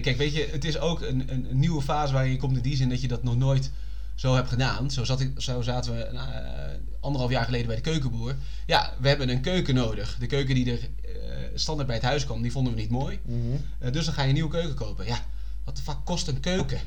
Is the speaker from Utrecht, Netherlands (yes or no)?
yes; Utrecht, Netherlands; als Utrechter